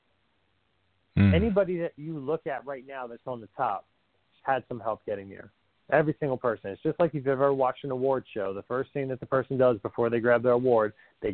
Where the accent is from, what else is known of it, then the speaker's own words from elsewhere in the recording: New Jersey, United States; I'm an Italian from Jersey